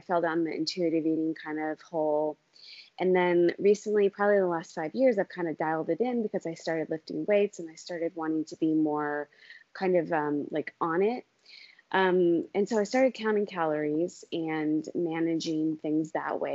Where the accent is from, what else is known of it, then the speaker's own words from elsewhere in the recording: Maine, United States; moved away as an adult; now in Germany; I'm originally from Maine, but I live over here with my husband and my family